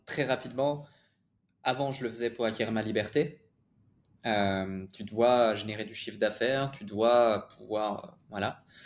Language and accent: French; Switzerland; j'ai grandi en Suisse